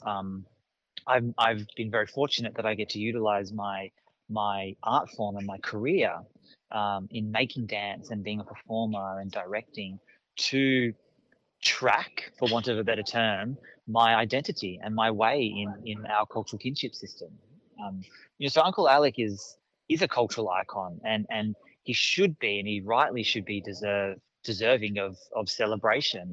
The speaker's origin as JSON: {"language": "English", "town": "Canberra", "region": "Australian Capital Territory", "country": "Australia", "tie": "born or raised there", "also_born_or_lived": "Brisbane, Australia / Sydney, Australia / Naarm (Melbourne), Australia", "moved": "yes", "lives_now": "Adelaide, Australia", "said": "I grew up on Ngunnawal country uh, in our nation's capital."}